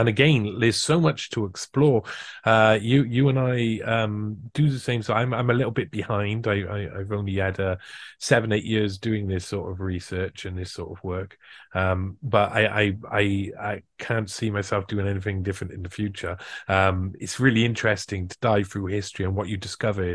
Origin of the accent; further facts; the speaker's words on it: Wales, United Kingdom; I'm a Welshman